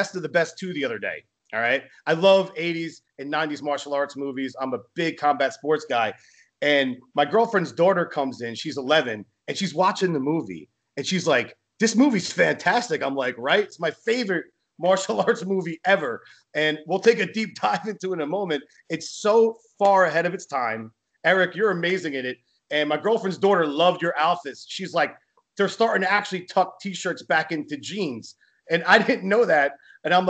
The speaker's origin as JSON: {"language": "English", "region": "New Jersey", "country": "United States", "said": "I'm from Jersey."}